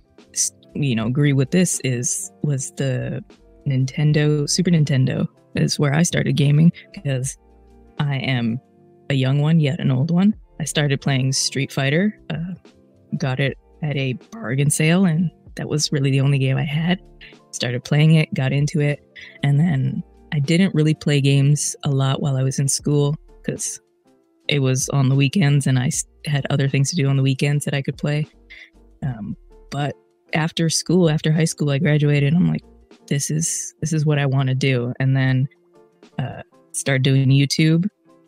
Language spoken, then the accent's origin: English; Edmonton, Alberta, Canada; BioWare is in my hometown